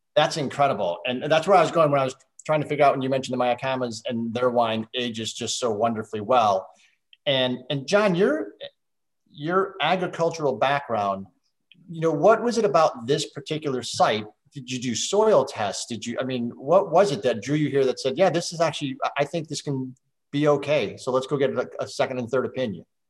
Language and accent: English; Midwest, United States; I grew up on a farm, didn't do you know, it was row crops, uh, beans and corn in the Midwest